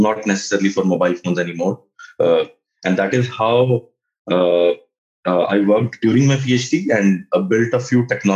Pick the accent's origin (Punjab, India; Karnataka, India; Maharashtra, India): Punjab, India; also born or lived in Pittsburgh, United States; now in Delhi, India; I come from Punjab, actually. I come from a very small town in Punjab.